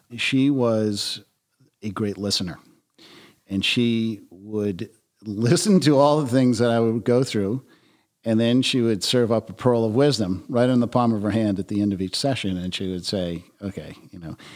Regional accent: Taunton, Massachusetts, United States; I grew up in Taunton, Mass

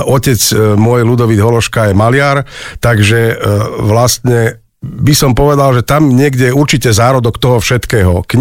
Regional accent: Jablonica, Trnava Region, Slovakia; also born or lived in Myjava; Áno, tak ja pochádzam z Jablonice, tam aj teda žijem, ale narodil som sa na Mijave, čiže e, vlastne áno, je to moje rodisko

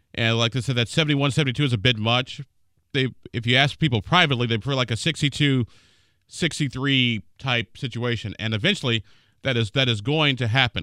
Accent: Illinois, United States; now in Indiana, United States; I'm from Illinois

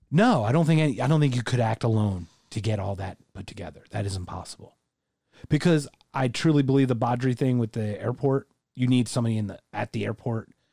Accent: United States; as an American

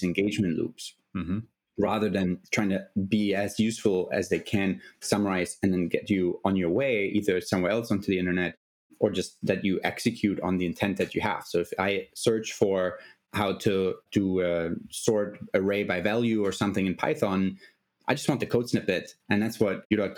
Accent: Germany; moved away as an adult; I'm originally from Germany

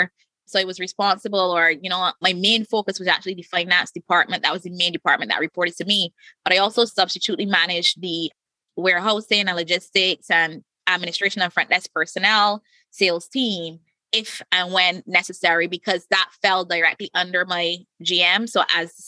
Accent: Barbados; I live in the Caribbean. I'm from Barbados.

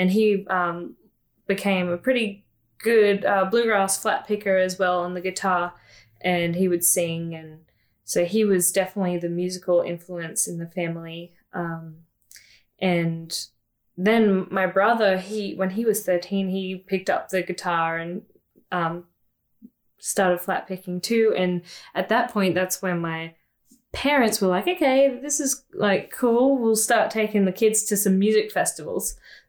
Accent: Newcastle, New South Wales, Australia; moved away; I was born and raised in Newcastle, New South Wales, Australia, and we had a few acres out there

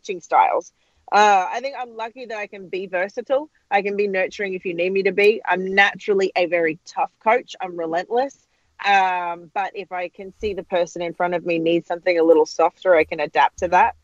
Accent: Australia; moved away as an adult; I'm Australian

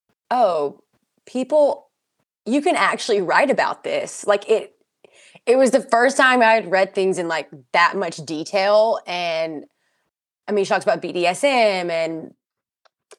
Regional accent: the South, United States; we're both from the South

